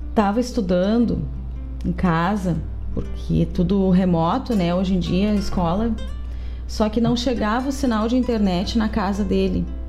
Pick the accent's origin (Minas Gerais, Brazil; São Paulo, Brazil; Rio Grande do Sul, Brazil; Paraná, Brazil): Rio Grande do Sul, Brazil; Gaúcho; a gente é gaúcho